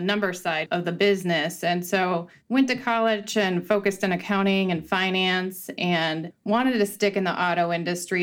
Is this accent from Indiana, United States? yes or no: yes; Northwest Indiana, United States; I grew up in Northwest Indiana at our Ford store